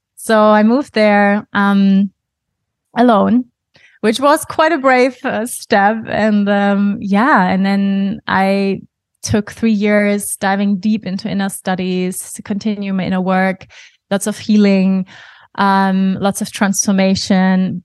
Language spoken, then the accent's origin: English; Germany; English is a second language; moved away as an adult; also born or lived in Bali; now in Portugal; I was born in Germany, even though I don't feel typically German